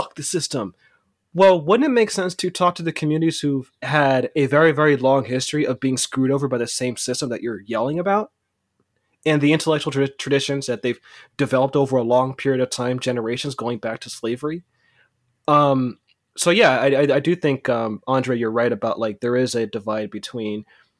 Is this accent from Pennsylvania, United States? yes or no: no; California, United States; You know, I grew up in the Bay Area. Like, you know, if you're from the Bay Area, especially Oakland, like